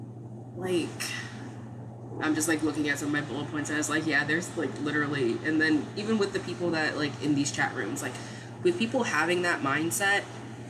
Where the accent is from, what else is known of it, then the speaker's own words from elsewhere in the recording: Maryland, United States; I'm from Maryland.